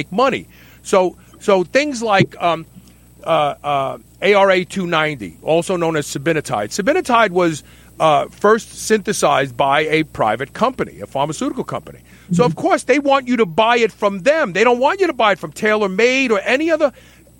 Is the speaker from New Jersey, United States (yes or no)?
no; Kentucky, United States; right here in my home state, Hodgensville